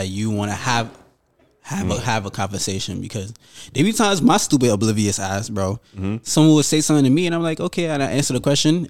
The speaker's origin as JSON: {"language": "English", "region": "New York", "country": "United States", "tie": "born or raised there", "said": "Yeah, like the culture and dialect of living in New York, growing up in New York."}